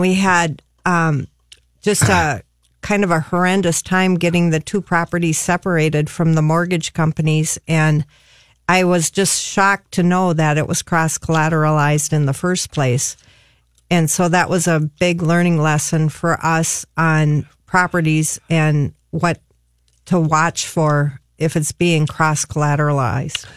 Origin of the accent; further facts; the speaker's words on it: Bloomington, Minnesota, United States; now in Harris, United States; I grew up in Bloomington, and I have a brother and two other sisters